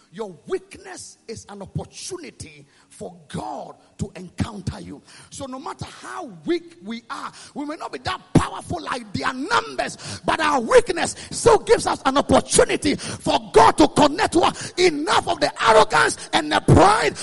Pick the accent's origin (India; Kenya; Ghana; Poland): Ghana; I came from Ghana